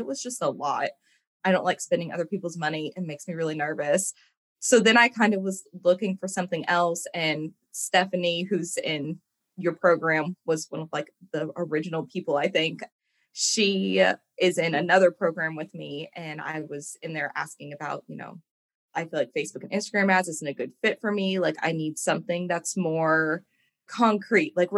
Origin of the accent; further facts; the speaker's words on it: Evansville, Indiana, United States; moved away as an adult; now in Louisville, United States; I live in Louisville, Kentucky. I'm originally from Evansville, Indiana.